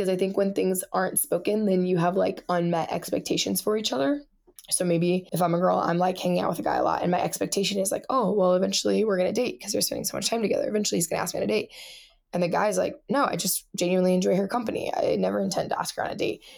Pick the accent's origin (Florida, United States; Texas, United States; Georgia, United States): Florida, United States; Melbourne; moved away; also born or lived in Ohio / Indiana; I grew up in Florida